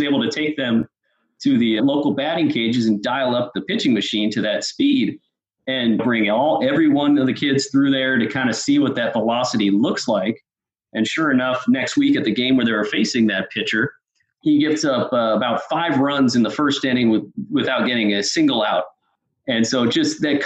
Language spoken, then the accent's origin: English; Northern California, United States; growing up in Northern California